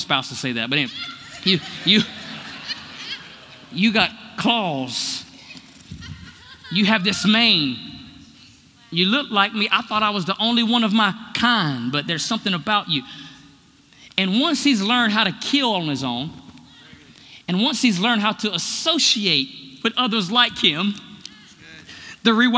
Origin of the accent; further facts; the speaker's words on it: United States; I'm so American